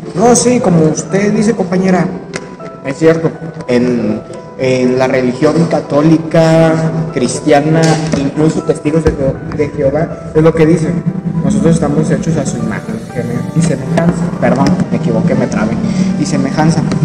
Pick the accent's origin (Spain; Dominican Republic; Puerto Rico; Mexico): Mexico; nos unió como mexicanos